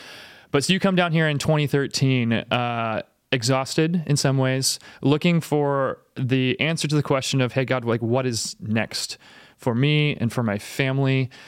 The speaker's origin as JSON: {"language": "English", "town": "Bothell", "region": "Washington", "country": "United States", "moved": "yes", "said": "We're like suburban kids. Cause I'm from Bothell, Washington initially."}